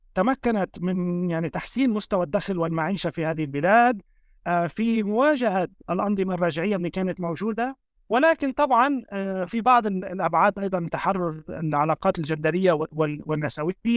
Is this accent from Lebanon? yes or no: yes; Lebanon; أنا كوني شخص يعني ولدت وترعرعت في لبنان